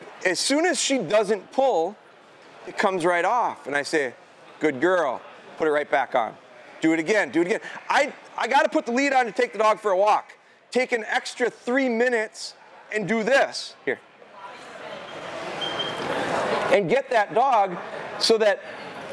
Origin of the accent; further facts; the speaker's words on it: Pulaski, United States; we're from Pulaski. Pulaski's kind of a farm community